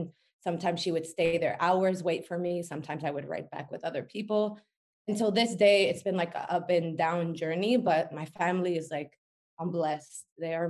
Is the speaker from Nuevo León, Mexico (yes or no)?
no; Lerdo, Durango, Mexico; moved away as an adult; also born or lived in New Mexico, United States; now in Los Angeles, United States; I'm a professional dancer and choreographer based in LA. I was born and raised in Mexico in the state of Durango in a very small city called Lerdo. And I actually lived in New Mexico for a little bit when I was a kid.